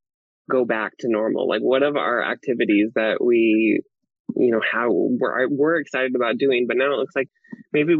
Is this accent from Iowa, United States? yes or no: yes; Iowa, United States; moved away as an adult; now in California, United States; I'm from Iowa originally, and I came out to California in 2009